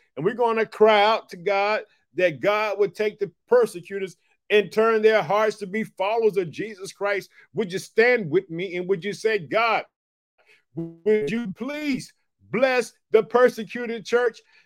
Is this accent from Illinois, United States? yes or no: yes; Chicago, Illinois, United States; I'm from Chicago